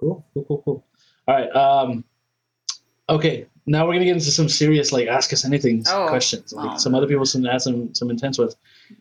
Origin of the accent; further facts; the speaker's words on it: Vallejo, California, United States; I grew up in Vallejo